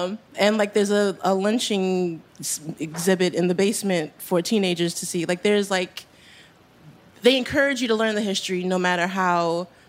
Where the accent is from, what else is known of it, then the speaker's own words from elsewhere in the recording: Baltimore, Maryland, United States; moved away as an adult; now in New York, United States; I grew up in Baltimore, which was, you know, a slave town and full of historical artifacts.